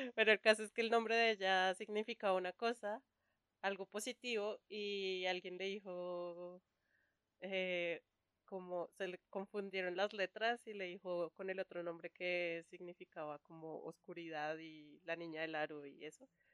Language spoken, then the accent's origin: Spanish; Colombia; Soy colombiana